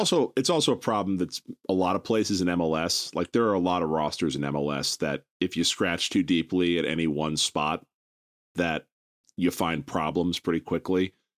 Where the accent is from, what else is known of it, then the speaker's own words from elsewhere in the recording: United States; I'm an American through and through